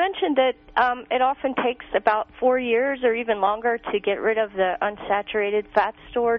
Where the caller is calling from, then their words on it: New York, United States; Hi, this is … from New York.